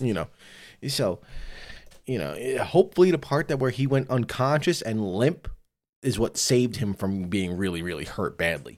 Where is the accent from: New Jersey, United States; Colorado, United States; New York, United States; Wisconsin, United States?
New York, United States; I'm from New York